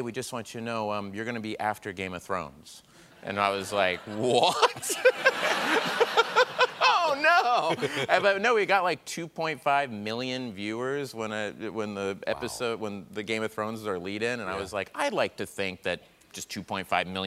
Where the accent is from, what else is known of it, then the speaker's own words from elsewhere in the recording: Tulsa, Oklahoma, United States; moved away; I'm from Tulsa, Oklahoma